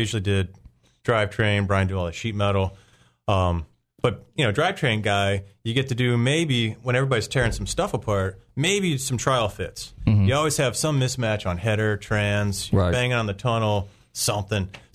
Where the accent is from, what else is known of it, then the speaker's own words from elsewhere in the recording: Merritt Island, Florida, United States; I grew up in Cocoa Beach. Well, Merritt Island